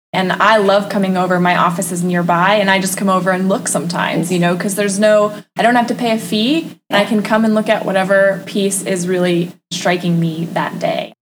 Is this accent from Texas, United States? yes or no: no; Maine, United States; now in Northwest Florida, United States; I'm originally from Maine